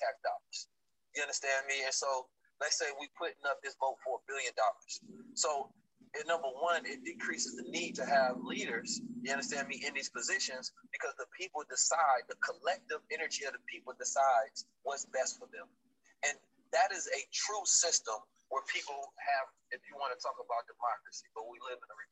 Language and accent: English; Oakland, California, United States; I'm from Oakland